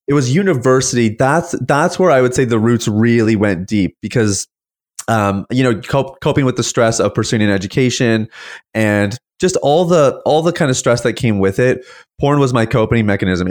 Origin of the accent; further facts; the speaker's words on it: Saskatchewan, Canada; now in St. Catharines, Canada; I was actually born and raised in the prairies.